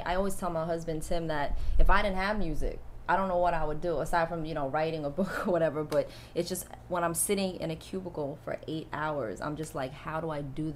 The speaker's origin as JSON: {"language": "English", "town": "New York City", "region": "New York", "country": "United States", "tie": "born or raised there", "also_born_or_lived": "Seoul, South Korea", "said": "growing up in Staten Island, New York, I grew up in a very, you know, suburban area."}